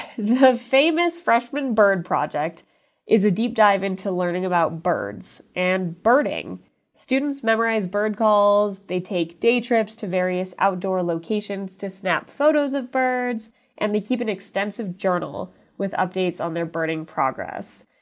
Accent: Utah, United States; born or raised there; also born or lived in Los Angeles, California

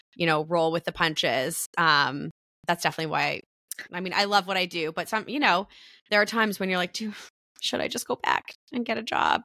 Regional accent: Canada; as a Canadian

